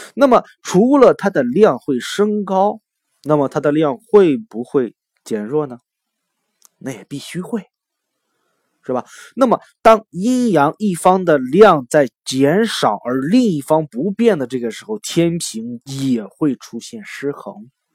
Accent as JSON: {"language": "Chinese", "country": "China", "said": "咱们都是中国人"}